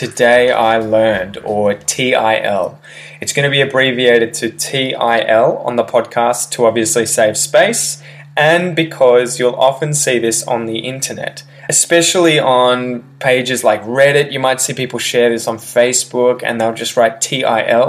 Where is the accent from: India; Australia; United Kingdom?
Australia; Melbourne, Victoria; this actually happened in my hometown.